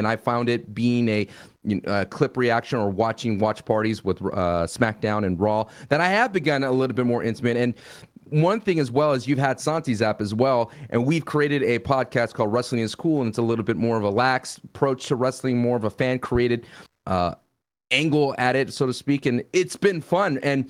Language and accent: English; Laredo, Texas, United States; also born or lived in Austin, Texas; growing up in Laredo, Texas, and finally moving to Austin, Texas.